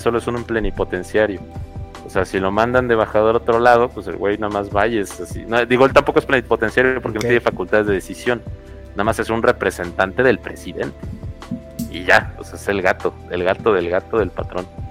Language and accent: Spanish; Mexico; nosotros somos Estados Unidos mexicanos en América